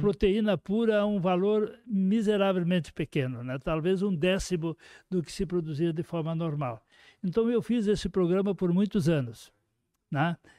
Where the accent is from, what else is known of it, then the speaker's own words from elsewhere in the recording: Horizontina, Rio Grande do Sul, Brazil; sou de Horizontina